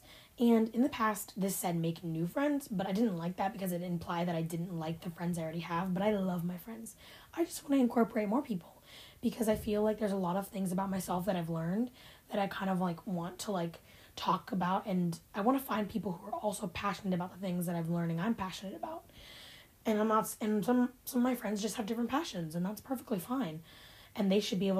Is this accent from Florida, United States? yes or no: no; Ohio, United States; born or raised there